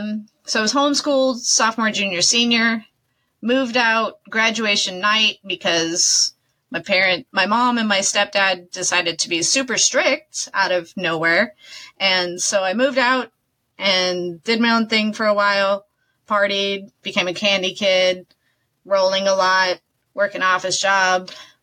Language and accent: English; San Diego, California, United States; also born or lived in Austin, Texas; born in Austin, actually grew up in San Diego because my parents got divorced when I was like 6. And then... grew up in San Diego.